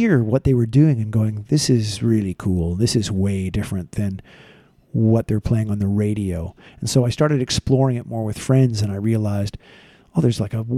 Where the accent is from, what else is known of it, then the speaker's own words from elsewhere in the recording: Vancouver, British Columbia, Canada; I grew up in Vancouver, British Columbia